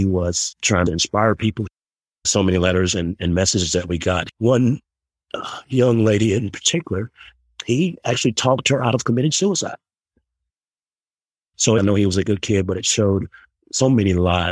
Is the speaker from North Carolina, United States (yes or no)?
yes; Charlotte, North Carolina, United States; now in Colorado Springs, United States; I'm from Charlotte, North Carolina. I'm in Colorado right now